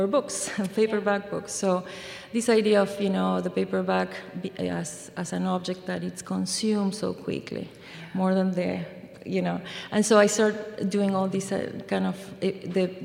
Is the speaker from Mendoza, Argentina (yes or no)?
yes; Mendoza, Argentina; English is a second language; now in Iowa, United States; I'm from Mendoza, which is in the mountains